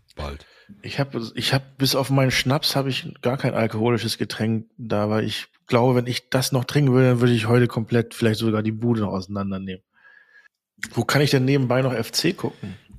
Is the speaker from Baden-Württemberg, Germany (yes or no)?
no; Großenaspe, Schleswig-Holstein, Germany; aus da, wo ich herkomme, äh, großen Aspe